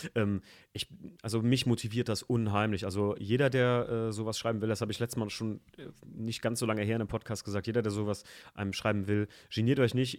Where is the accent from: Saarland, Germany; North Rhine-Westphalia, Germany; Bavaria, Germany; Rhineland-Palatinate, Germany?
Rhineland-Palatinate, Germany; around Koblenz; bei uns in der Gegend so um Koblenz rum